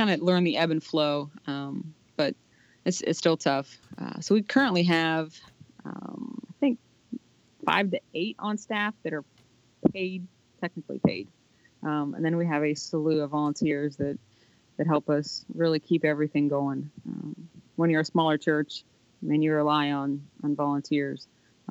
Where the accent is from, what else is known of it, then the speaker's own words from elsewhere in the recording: Ohio, United States; we're from Ohio, which is the heartland of America